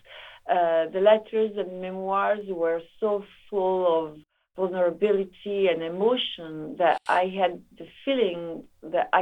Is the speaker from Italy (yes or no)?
yes; Italy; I come from Italy